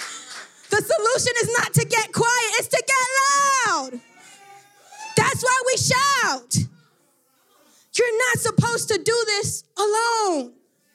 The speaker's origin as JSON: {"language": "English", "town": "Miami", "region": "Florida", "country": "United States", "said": "I'm from Miami"}